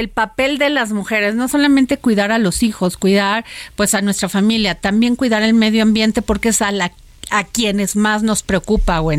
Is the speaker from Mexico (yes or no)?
yes; Atotonilco el Alto, Jalisco, Mexico; yo soy de Jalisco.